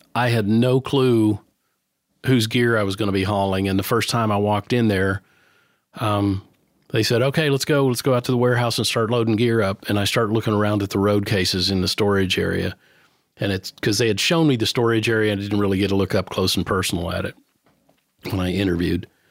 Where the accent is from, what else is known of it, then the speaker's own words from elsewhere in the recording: New Knoxville, Ohio, United States; moved away as an adult; now in Nashville, United States; my hometown or actually a town where I grew up, which was a teeny tiny little town that still exists. It's called New Knoxville, Ohio.